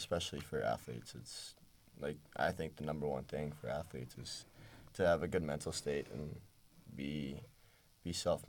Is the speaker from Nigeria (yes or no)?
no; New York City, New York, United States; moved away as an adult; now in State College, United States; I'm a city kid. I love the city.